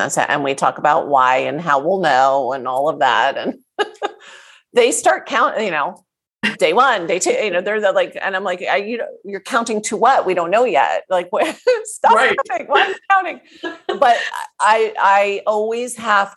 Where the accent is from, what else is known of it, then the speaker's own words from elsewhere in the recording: New Jersey, United States; I grew up in New Jersey. I'm a Jersey girl.